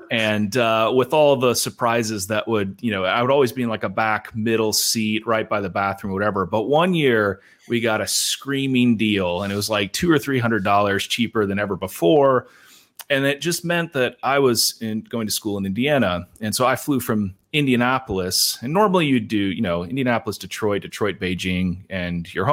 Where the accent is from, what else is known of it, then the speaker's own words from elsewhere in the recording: China; moved away as an adult; I grew up in the People's Republic of China. And so I lived there until I went to college, my folks still live there